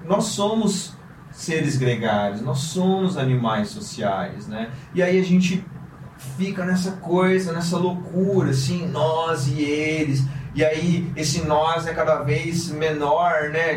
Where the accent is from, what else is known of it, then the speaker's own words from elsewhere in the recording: Londrina, Paraná, Brazil; moved away; sou de Londrina, interior do Paraná, uma cidade bem pequena, super provinciana